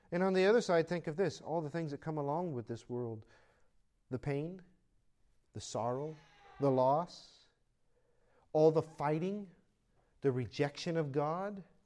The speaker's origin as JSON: {"language": "English", "country": "United States", "said": "I'm an American"}